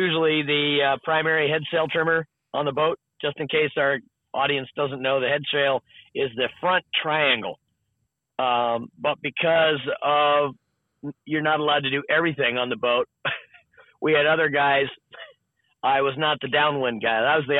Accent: Weston, Massachusetts, United States; So I grew up just outside of Boston.

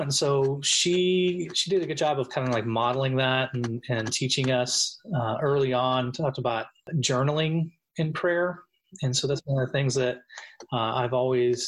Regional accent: Pittsburgh, Pennsylvania, United States; I grew up just outside of Pittsburgh, Pennsylvania

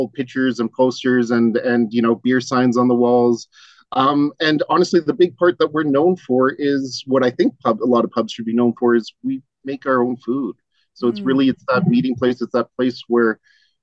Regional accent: Richmond Hill, Ontario, Canada; also born or lived in Toronto; I was born in a hospital in Toronto, but I was brought back to a house in Richmond Hill. And except for leaving for school, for university, when I and a couple for training and some work stuff, I've lived in Richmond Hill my whole life

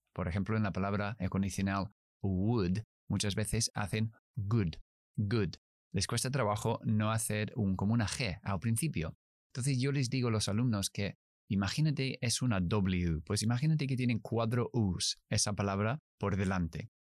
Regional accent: United Kingdom; accent: British English; Spanish is a second language; Yo soy inglés británico, así que yo pronuncio

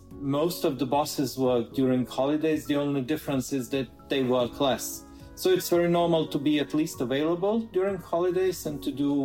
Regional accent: Rijeka, Primorje-Gorski Kotar County, Croatia; moved away as an adult; also born or lived in Zagreb, Croatia; now in Oslo, Norway; I moved to Zagreb for my career. My hometown is actually Rijeka. So I was born and raised in Rijeka, which is on the north part of the Adriatic coast. Actually, it was Yugoslavia when I was growing up.

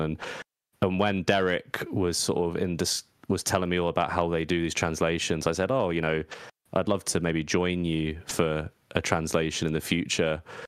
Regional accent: England, United Kingdom; I'm English

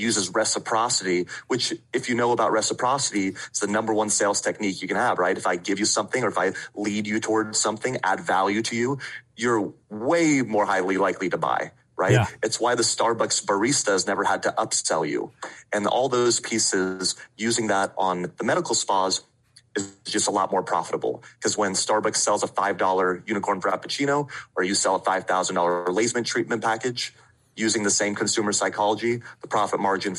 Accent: Vienna, Austria; moved away; Yeah, so I don't have the accent, but I do still have my lederhosen. I'm originally from Vienna, Austria. Right. Okay. I moved with my dad in 1996

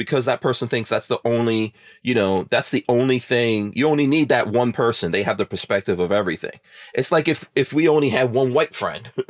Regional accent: Guyana; now in United States; I was not born in America, right? I was born in a third world country. I was born in Guyana, you know, and I've lived in other places in the world

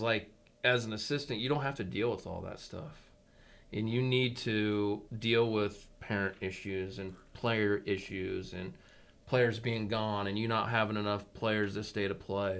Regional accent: McCook, Nebraska, United States; I was born and raised in McCook, so I knew everybody

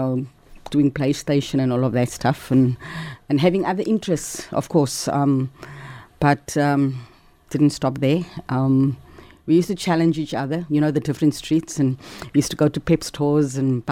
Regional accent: Cape Town, Western Cape, South Africa; also born or lived in Hanover Park; we lived in Heideveld, and we used to trek every day because we went to school in Salt River

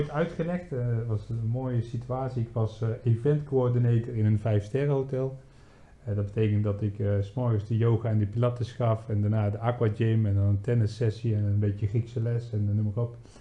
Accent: Netherlands; moved away; als Nederlanders

